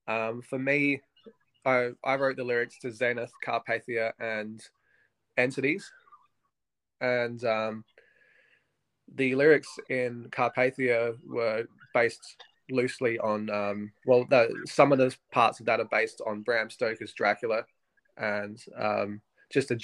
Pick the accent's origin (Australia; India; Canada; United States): Australia; Adelaide, South Australia; we're from Adelaide, which is a smaller kind of, it's a smallish city in Australia.